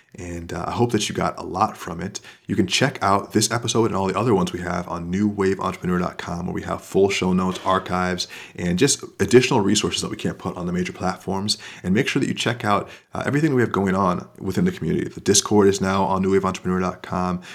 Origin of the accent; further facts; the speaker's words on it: Florida, United States; moved away; I'm from Florida